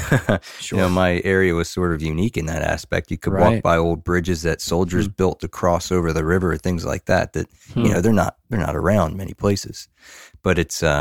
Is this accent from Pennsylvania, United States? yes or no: yes; Pennsylvania, United States; Like I grew up in Southeast Pennsylvania, and there's very, very little wild trout water, mostly stocked.